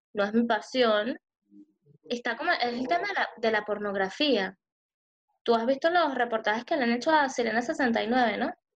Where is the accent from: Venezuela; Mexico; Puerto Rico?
Venezuela; moved away; soy de Venezuela